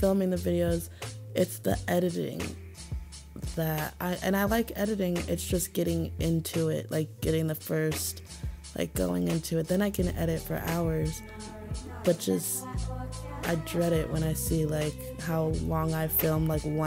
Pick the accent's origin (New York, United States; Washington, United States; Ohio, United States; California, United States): Ohio, United States; I'm from Ohio